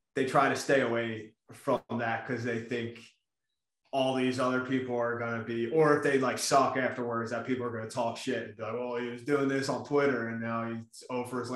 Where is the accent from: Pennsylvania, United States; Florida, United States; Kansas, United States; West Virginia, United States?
Pennsylvania, United States; Philadelphia; also born or lived in New Jersey; I'm from Philly